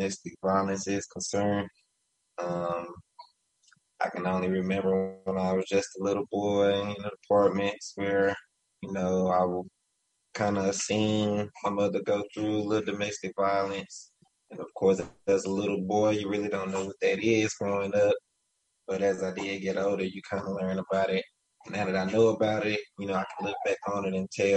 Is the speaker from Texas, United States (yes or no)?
yes; Dallas, Texas, United States; I grew up in Dallas, Texas.